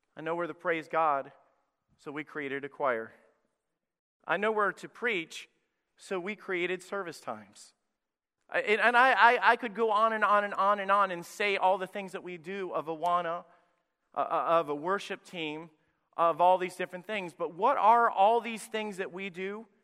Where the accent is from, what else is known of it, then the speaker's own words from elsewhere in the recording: Priceville, Alabama, United States; moved away; My home church that I was in, Anchor Baptist Church in Priceville, Alabama, went from running over three hundred when I was a teenager and a young person there